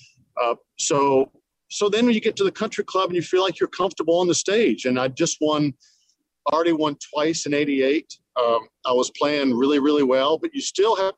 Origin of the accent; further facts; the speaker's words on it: United States; as an American player